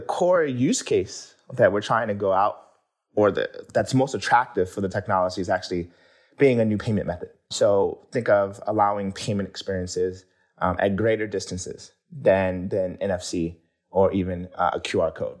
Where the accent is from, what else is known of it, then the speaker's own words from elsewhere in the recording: Baltimore, Maryland, United States; growing up in Baltimore, I grew up in a pretty, you know, urban environment